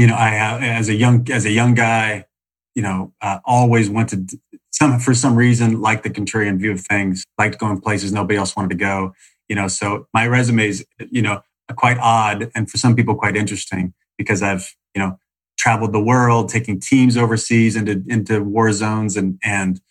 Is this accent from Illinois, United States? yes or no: yes; Salem, Illinois, United States; now in Los Angeles, United States; I grew up in Salem, Illinois. Middle of nowhere, hour and a half east of St. Louis.